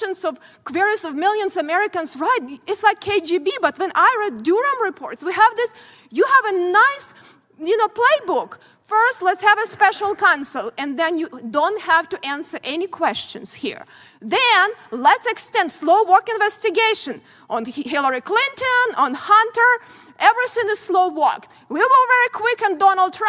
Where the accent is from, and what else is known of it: Ukraine; born or raised there; moved away as an adult; now in United States